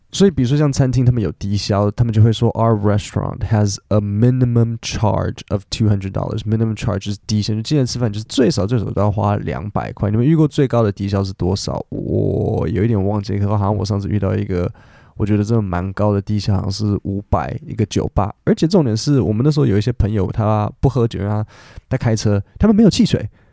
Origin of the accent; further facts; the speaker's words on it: Taipei, Taiwan; 我是台北人啊